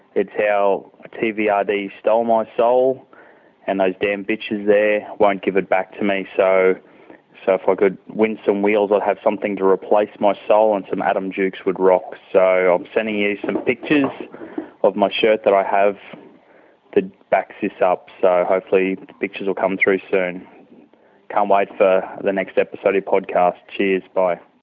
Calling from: Toowoomba, Queensland, Australia; I'm phoning from Toowoomba.

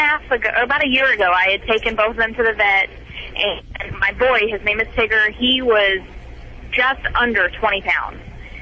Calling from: Illinois, United States; I live in Chattanooga, but my boyfriend is a truck driver, and we're in Illinois right now.

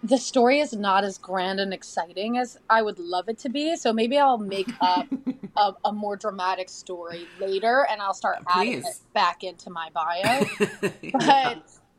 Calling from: New York, United States; I'm tuning in from my apartment in Hell's Kitchen.

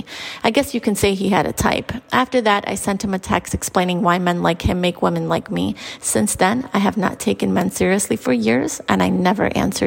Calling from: New York City, New York, United States; Hey, Gabrielle … I'm from New York City.

